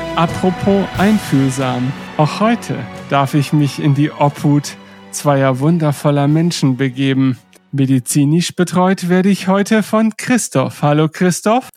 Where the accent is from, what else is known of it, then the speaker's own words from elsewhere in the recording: Northern Germany, Germany; ich als Norddeutscher